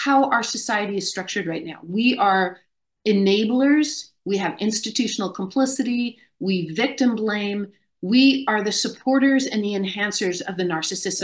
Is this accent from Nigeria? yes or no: no; Canada; I grew up in Canada